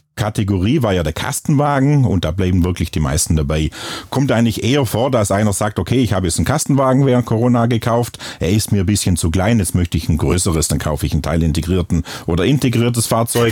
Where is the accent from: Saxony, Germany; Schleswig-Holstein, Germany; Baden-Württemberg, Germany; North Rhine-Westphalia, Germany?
Baden-Württemberg, Germany; Bad Waldsee; accent: Upper Swabian; moved away; wie man es an meinem Dialekt auch hört. Ich komme ursprünglich aus Oberschwaben, im schönen Bad Waldsee.